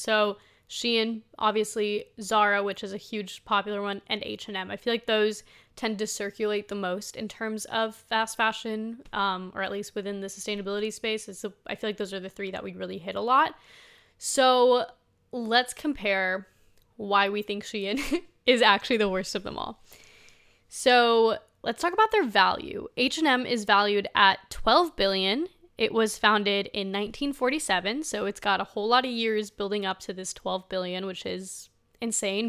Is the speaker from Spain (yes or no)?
yes; Spain; moved away; I was born in Spain, like, I'm from Spain